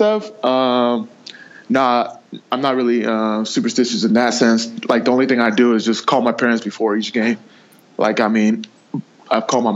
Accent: Hayward, California, United States; when we were growing up in Hayward, I was at the park more than I was in daycare.

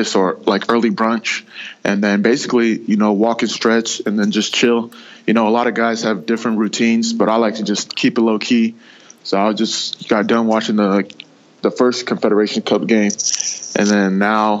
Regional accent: Hayward, California, United States; when we were growing up in Hayward, I was at the park more than I was in daycare.

